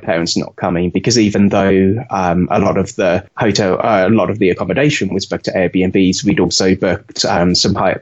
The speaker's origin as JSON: {"language": "English", "country": "United Kingdom", "tie": "born or raised there", "moved": "as an adult", "lives_now": "United States", "said": "As you could probably tell from my accent, I grew up in the UK and I moved over here in 2009."}